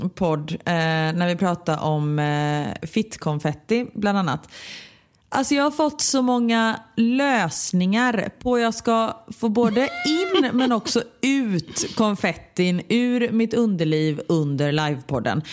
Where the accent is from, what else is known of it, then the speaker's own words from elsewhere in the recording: Gothenburg, Västra Götaland, Sweden; jag kommer från Örgryte